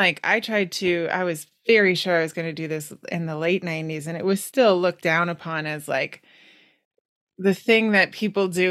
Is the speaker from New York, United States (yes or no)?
no; Wisconsin, United States; also born or lived in Europe; now in East Coast, United States; I'm on the East Coast now, but I grew up in Wisconsin